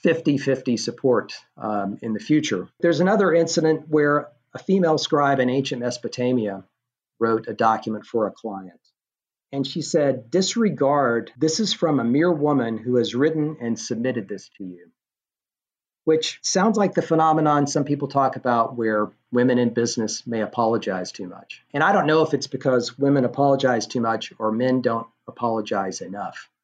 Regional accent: Knoxville, Tennessee, United States; moved away; I was traveling to Knoxville, which is my hometown

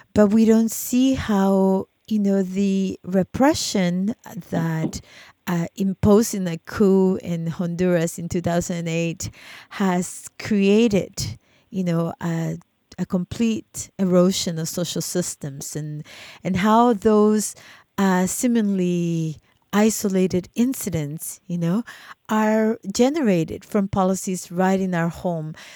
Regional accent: El Salvador; moved away; when I was a kid um, growing up in El Salvador under the war

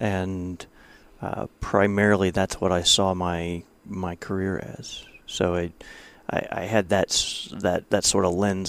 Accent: Ohio, United States; I am from Ohio, yes.

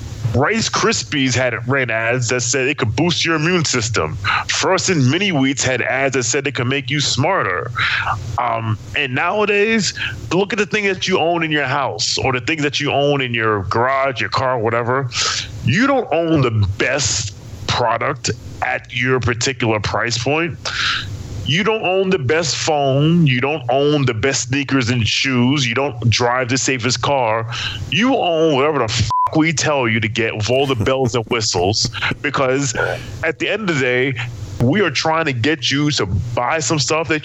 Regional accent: New York, United States; I'm from Marcy Projects. Marcy's son, what?

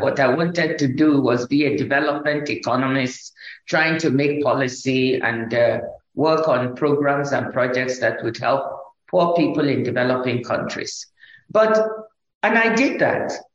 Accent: Nigeria; when I was growing up in Nigeria, I grew up in first in the village with my grandmother

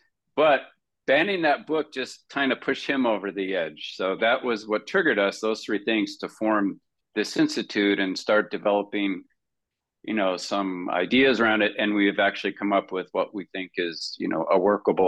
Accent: Iowa, United States; all three of us have known each other for decades, and we're all from Iowa.

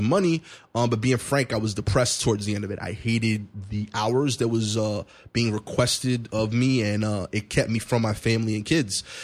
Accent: New York City, New York, United States; I'm from East New York, Brooklyn.

